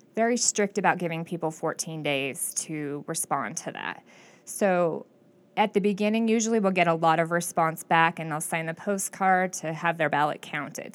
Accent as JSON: {"language": "English", "town": "Klamath Falls", "region": "Oregon", "country": "United States", "tie": "born or raised there", "said": "I was born and raised in Klamath Falls"}